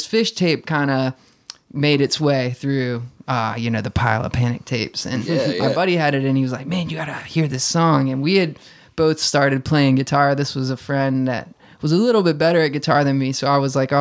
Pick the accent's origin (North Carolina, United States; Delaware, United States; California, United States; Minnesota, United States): North Carolina, United States; New Bern; I am from New Bern, North Carolina.